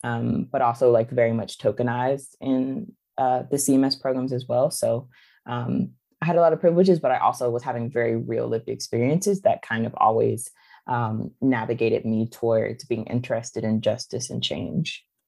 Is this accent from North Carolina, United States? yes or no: yes; Charlotte, North Carolina, United States; growing up in Greer Heights and on the west side of Charlotte